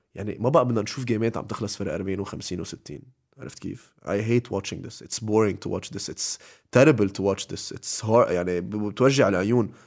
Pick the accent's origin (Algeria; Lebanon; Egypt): Lebanon; أنا لبناني